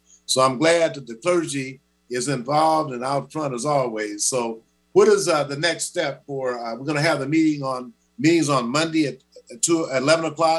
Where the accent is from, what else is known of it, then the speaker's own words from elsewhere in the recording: Shreveport, Louisiana, United States; I'm from Shreveport, Louisiana.